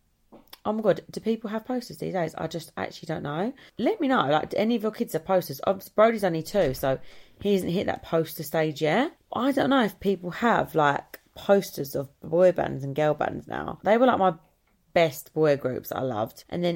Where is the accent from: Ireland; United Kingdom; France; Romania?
Ireland; Because I'm Irish, I think I, like, felt a connection.